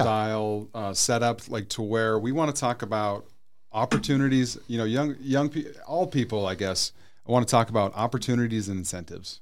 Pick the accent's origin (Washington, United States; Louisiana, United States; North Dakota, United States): North Dakota, United States; also born or lived in Arizona; now in Peoria, United States; I'm originally from North Dakota